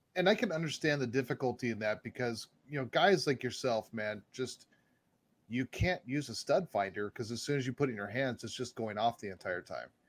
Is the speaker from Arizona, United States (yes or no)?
yes; Arizona, United States; I'm from Arizona